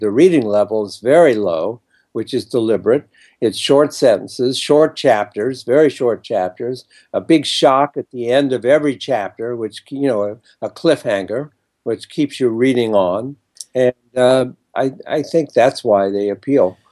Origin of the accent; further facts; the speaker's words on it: Ohio, United States; moved away as an adult; now in New York, United States; I grew up in Ohio and came to New York to be a writer